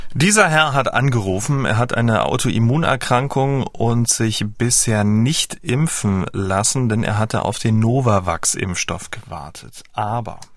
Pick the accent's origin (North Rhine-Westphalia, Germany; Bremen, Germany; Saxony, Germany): Saxony, Germany; Dresden; Ich kam ja aus dem Teil der Ahnungslosen aus Dresden und wir hatten ja nur DDR 1